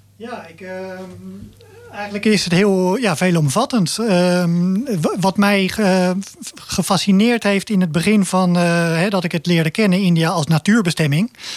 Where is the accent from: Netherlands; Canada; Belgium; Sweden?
Netherlands; Zoeterwoude, South Holland; also born or lived in Leiden; ik ben echt opgegroeid in de polder in Zoeterwoude.